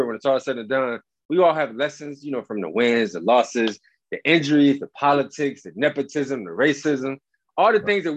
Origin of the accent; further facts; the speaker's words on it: Cleveland, Ohio, United States; I grew up in Cleveland, Ohio